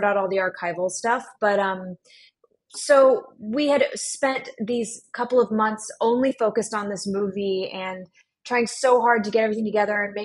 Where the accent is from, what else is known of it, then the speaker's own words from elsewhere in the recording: Texas, United States; moved away; also born or lived in New York; I grew up in Texas